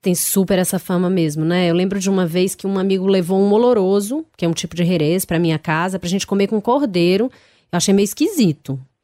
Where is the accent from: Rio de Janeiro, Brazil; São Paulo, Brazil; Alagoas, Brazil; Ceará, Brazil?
Ceará, Brazil; come-se muito baião de dois na minha terra